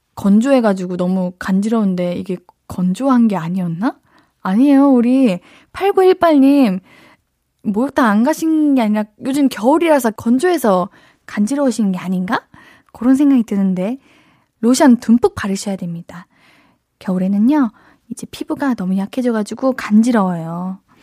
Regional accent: Gyeonggi Province, South Korea; 제가 어릴 때부터 경기도 살아가지고

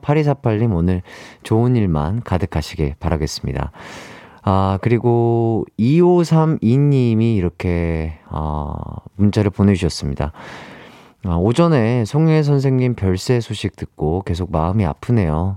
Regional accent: Gwangju, South Korea; now in Seoul, South Korea; 전라도 광주. 아, 저희 고향이죠

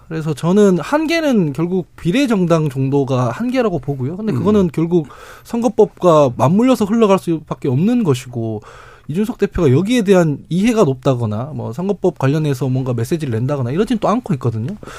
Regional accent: Daegu, South Korea; 제가 대구 출신인데

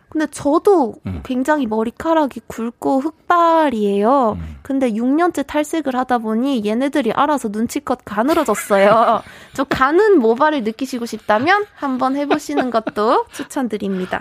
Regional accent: South Korea; accent: Gyeongsang dialect (satoori)

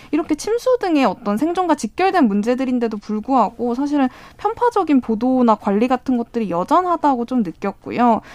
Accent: Seoul Capital Area, South Korea; also born or lived in Jecheon; 저는 이제 어떤 고향이 수도권이고 네. 좀 이제 계속해서 이제 서울 내지 수도권에 거주를 했었는데

